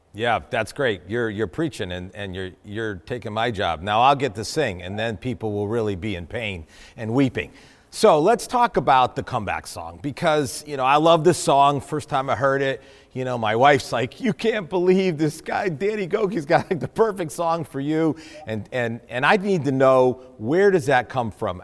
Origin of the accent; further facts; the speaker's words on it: New England, United States; I'm from New England